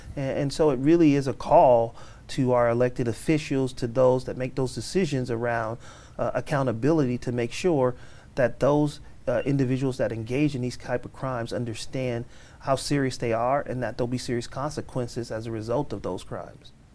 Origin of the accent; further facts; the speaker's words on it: Oakland, California, United States; born and raised in Oakland